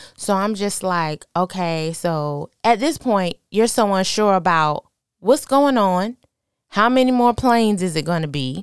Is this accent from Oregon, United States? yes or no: no; New York City, New York, United States; moved away; also born or lived in Virginia; I'm originally from New York